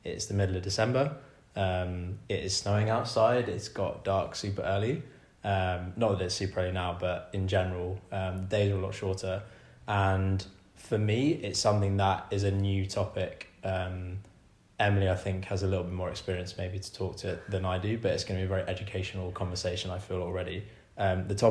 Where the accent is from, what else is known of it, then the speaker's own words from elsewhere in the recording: England, United Kingdom; I'm English